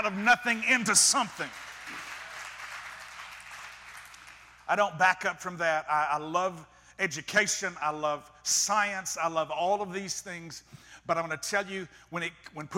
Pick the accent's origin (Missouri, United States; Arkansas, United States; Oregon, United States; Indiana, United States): Arkansas, United States; West Memphis; moved away; I will never go back to my hometown